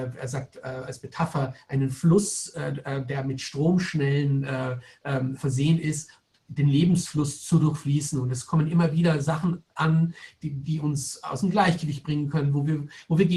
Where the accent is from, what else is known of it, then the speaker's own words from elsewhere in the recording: Germany; Ich bin selber in Deutschland geboren und aufgewachsen, also ich bin durchaus sehr deutsch sozialisiert.